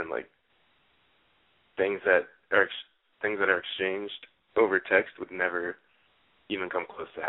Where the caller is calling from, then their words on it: New York, United States; I'm 23. I'm calling from New York.